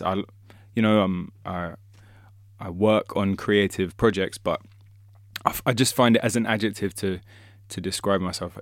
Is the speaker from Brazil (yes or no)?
no; London, United Kingdom; I was born and raised in London